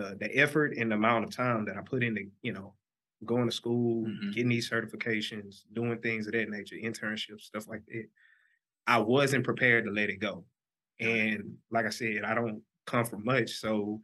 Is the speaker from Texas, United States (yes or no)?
yes; Orange, Texas, United States; accent: twang; moved away as an adult; now in Houston, United States; I'm from Orange, Texas. Small town on the Texas Louisiana border